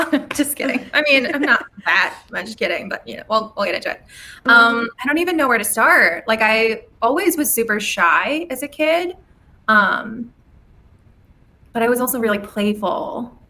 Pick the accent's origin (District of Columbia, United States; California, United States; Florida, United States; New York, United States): California, United States; also born or lived in Colorado / Louisiana; Colorado for like 6 months when I was, I don't remember. Maybe 5 or 6, and then back to California. I was born in California. And then when I was 8, moved to Louisiana, lived there for 3 years.